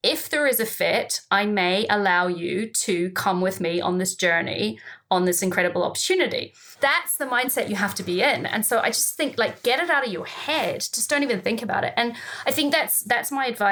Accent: New Zealand; moved away as an adult; now in United Kingdom; my home country, New Zealand

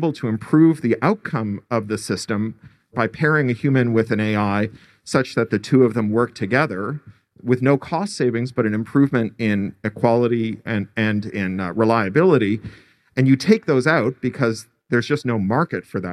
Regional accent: Canada; now in United States; I speak as a Canadian expatriate who lives in the United States

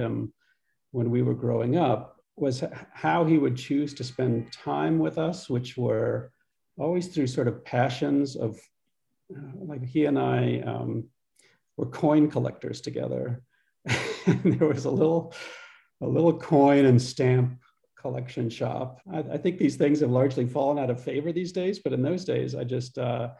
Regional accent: Pittsburgh, Pennsylvania, United States; moved away as an adult; also born or lived in Tucson, Arizona / Virginia / Utah; I grew up in Pittsburgh, Pennsylvania, first grade through 12th grade.

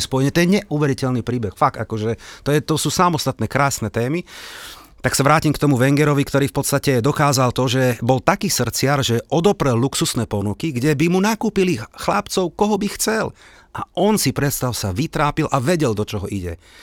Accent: Slovakia; ja samozrejme som Slovák a nie som tam nejaký e, London boy

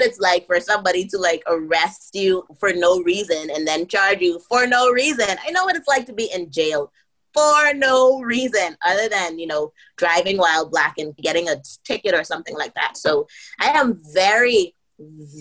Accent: Bahamas; moved away as an adult; also born or lived in United States; I'm from the Bahamas

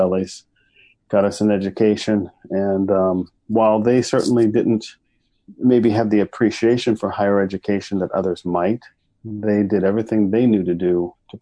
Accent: Kansas, United States; moved away as an adult; also born or lived in Texas; now in Winnipeg, Canada; I was born in Texas, raised in Kansas, but I grew up in Winnipeg.

